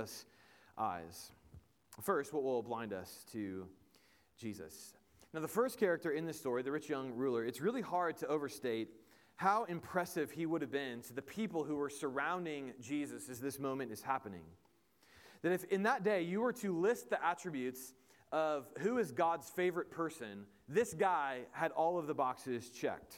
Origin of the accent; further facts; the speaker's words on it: Indiana, United States; I am from Indiana, and a Colts fan